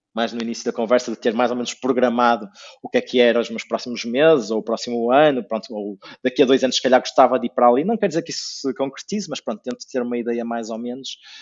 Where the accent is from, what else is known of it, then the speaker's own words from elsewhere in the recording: Porto, Norte, Portugal; moved away as an adult; also born or lived in England; now in Azores, Portugal; sou do Porto